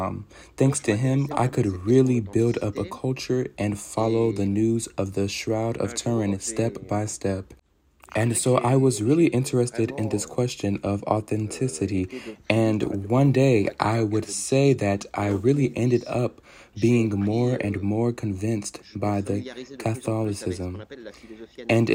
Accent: Bastia, Corsica, France; moved away as an adult; I was born in Corsica in 1982, and it's a small island in the Mediterranean that I left when I was 18.

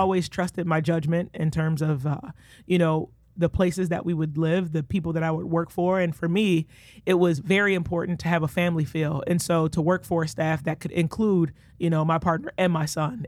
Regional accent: Detroit, Michigan, United States; moved away as an adult; now in Iowa City, United States; born and raised, uh, Detroit, Michigan

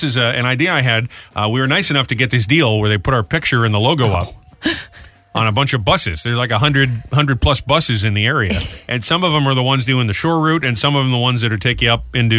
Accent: New England, United States; moved away; since I grew up in New England

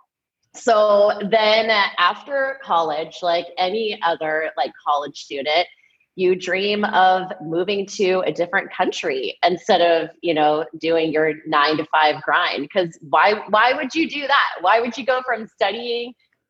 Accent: San Diego, California, United States; moved away as an adult; I'm from San Diego, so when it came to applying for colleges, I wanted to stay in San Diego. I'm one of those rare people who didn't want to leave. Because I grew up at the beach and I wanted to stay

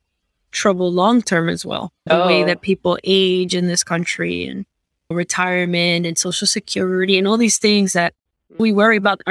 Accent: New York City, New York, United States; moved away as an adult; now in Miami, United States; I was born and raised in Queens, New York.

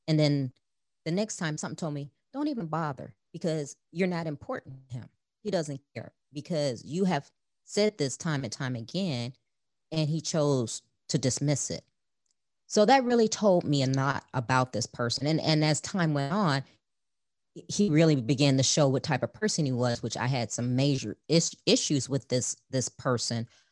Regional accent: Chicago, Illinois, United States; I grew up in Chicago, the youngest of four children

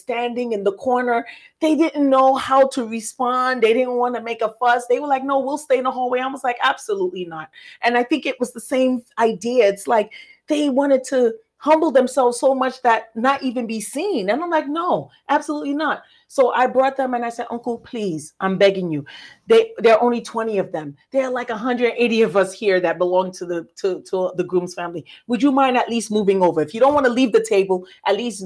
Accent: Sierra Leone; my cousin, we're from Sierra Leone.

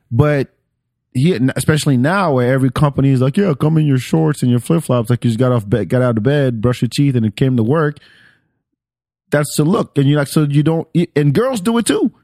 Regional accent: France; moved away; I grew up in France

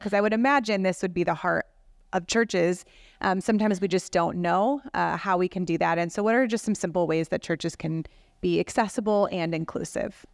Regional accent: Rockford, Illinois, United States; now in Madison, United States; I grew up in, uh, Rockford, Illinois

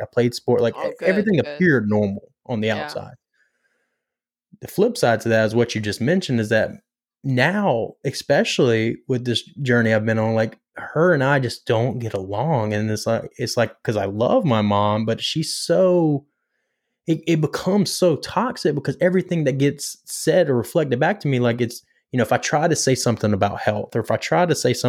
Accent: Pinetops, North Carolina, United States; Well, I'm from Pine Tops, North Carolina.

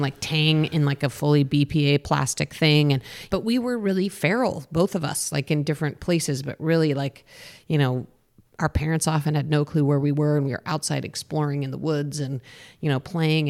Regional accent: Boulder, Colorado, United States; I grew up in Boulder, Colorado

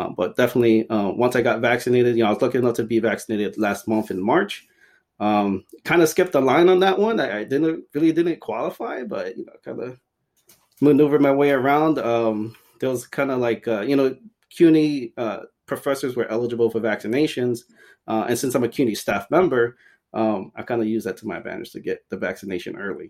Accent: Ecuador; moved away; I'm from Ecuador

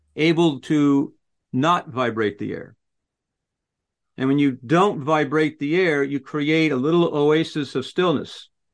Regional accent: United States; I'm I'm an American

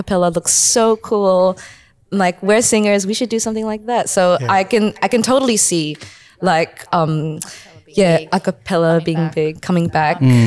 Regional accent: Sydney, New South Wales, Australia; we're Filipino and mm-hmm. from Western Sydney

